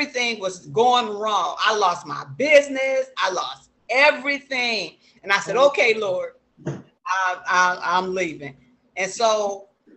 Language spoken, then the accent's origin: English; Flint, Michigan, United States; moved away as an adult; now in Los Angeles, United States; I'm originally from Flint, Michigan, by the way of Los Angeles, California